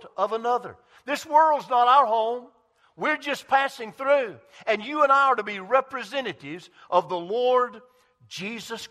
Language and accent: English; Greenville, South Carolina, United States; on a mill village where I grew up in Greenville, South Carolina